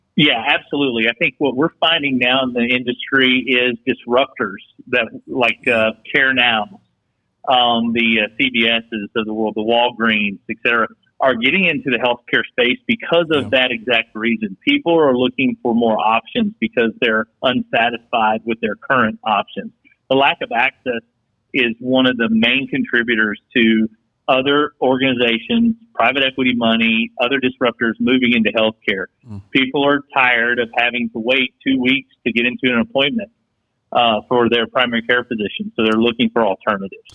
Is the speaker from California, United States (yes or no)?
no; West Texas, United States; kid growing up in West Texas